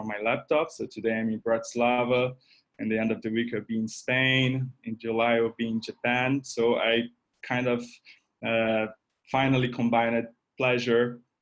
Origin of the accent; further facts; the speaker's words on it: Brazil; moved away as an adult; also born or lived in Paris, France; I'm from Brazil